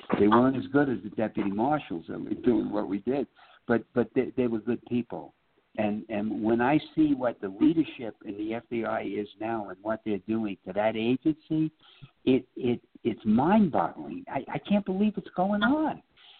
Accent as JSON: {"language": "English", "town": "New York City", "region": "New York", "country": "United States", "tie": "born or raised there", "also_born_or_lived": "Phoenix", "moved": "yes", "said": "By the Battery. That's where I grew up, Red Hook."}